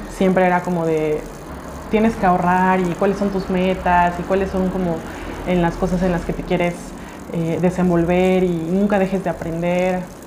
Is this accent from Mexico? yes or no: yes; Oaxaca, Mexico